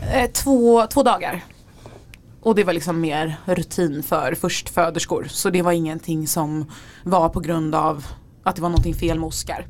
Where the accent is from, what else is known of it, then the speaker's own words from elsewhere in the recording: Gothenburg, Västra Götaland, Sweden; also born or lived in Örebro; now in Stockholm, Sweden; jag är från Göteborg